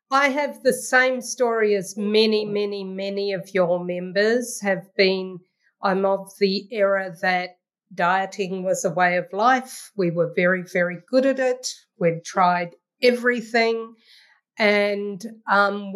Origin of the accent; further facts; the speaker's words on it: New Zealand; moved away as an adult; now in Ottawa, Canada; I'm a New Zealander and currently in New Zealand